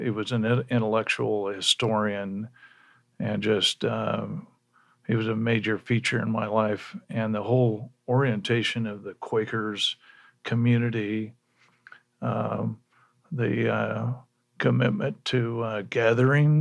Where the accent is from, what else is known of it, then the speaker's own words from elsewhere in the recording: Lawrence, Kansas, United States; I was born in Lawrence. Uh, my dad was a KU, was a professor